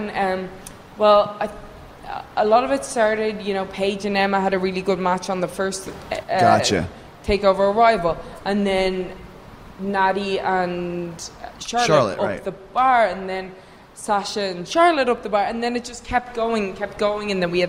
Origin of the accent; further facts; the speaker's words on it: Ireland; I'm from Ireland.